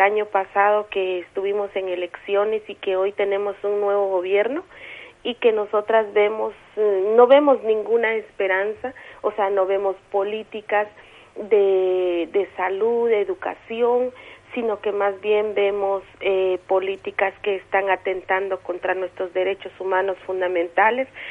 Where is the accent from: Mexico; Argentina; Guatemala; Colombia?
Guatemala; San Juan Sacatepéquez, Guatemala Department; soy una mujer maya cachiquel del municipio de San Juan Zacatepeques